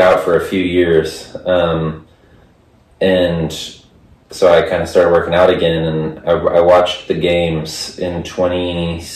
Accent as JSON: {"language": "English", "region": "Texas", "country": "United States", "moved": "as an adult", "lives_now": "Arizona, United States", "said": "I'm from Texas"}